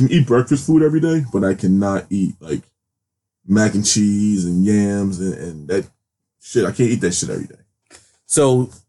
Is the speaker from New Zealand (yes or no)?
no; Maryland, United States; Are you surprised I, I grew up in Maryland